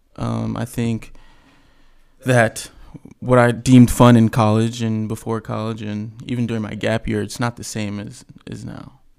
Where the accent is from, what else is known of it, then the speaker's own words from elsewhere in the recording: Tampa, Florida, United States; that's the city that I rep. That's my city.